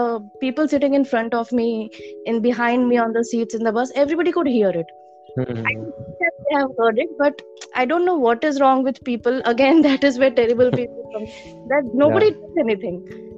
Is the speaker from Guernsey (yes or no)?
no; Rajkot, Gujarat, India; moved away as an adult; now in Ahmedabad, India; My parents are from Rajkot. So my parents are still there. I studied my schooling and my bachelor's is done from Rajkot